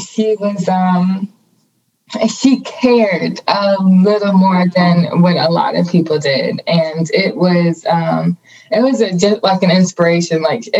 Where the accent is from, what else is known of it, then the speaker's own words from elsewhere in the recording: Riviera Beach, Florida, United States; moved away; So I'm born and raised in Riviera Beach, Florida. It's a small little area in Palm Beach.